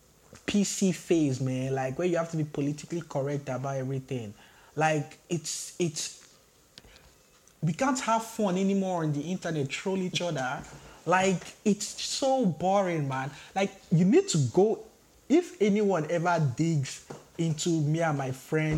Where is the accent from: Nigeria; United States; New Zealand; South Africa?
Nigeria; moved away as an adult; now in Canada; I grew up 17 years in Nigeria.